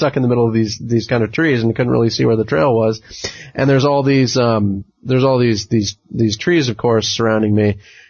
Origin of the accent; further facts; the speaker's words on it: California, United States; when I was growing up in California